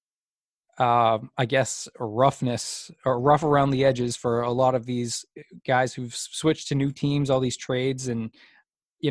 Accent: New England, United States; I grew up in New England

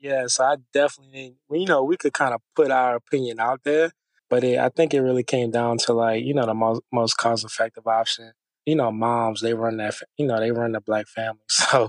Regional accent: Houma, Louisiana, United States; moved away as an adult; also born or lived in Lafayette, Louisiana; now in Houston, United States; So I come from a small town in Louisiana. Called Houma, Louisiana. Shout out to the 985.

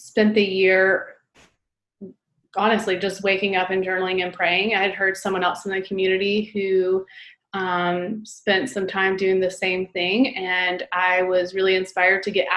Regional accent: Greenville, South Carolina, United States; also born or lived in Winter Park, Colorado; I was born in Greenville, South Carolina, and have lived here for most

